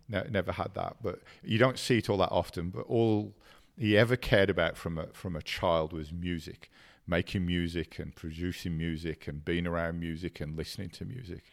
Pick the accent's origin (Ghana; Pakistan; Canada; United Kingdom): United Kingdom; England; also born or lived in Ireland; I was born in Ireland and raised in, in England, and we were an Irish immigrant family